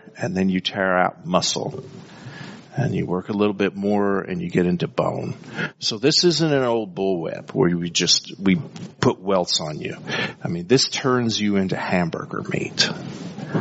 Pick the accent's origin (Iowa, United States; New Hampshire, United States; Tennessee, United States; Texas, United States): Texas, United States; El Paso; growing up in El Paso during the 70s